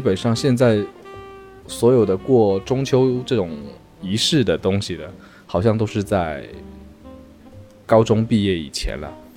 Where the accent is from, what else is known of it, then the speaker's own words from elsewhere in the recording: Guangdong, China; moved away; 我们整个潮汕人到了中秋那一天会摆一个坛子，就摆一个台在天台上，然后上面嗯。铺满了各种水果，然后月饼